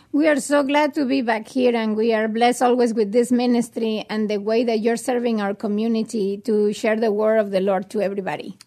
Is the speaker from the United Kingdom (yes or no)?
no; Mexico; now in United States; I was raised in Mexico in a very, uh, good family